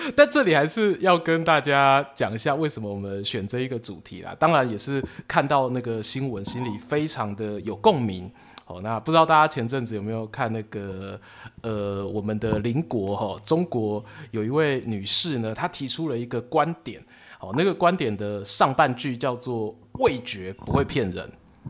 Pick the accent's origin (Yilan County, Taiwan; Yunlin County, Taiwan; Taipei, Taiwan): Yilan County, Taiwan; 我的故乡，哦，伫咧宜兰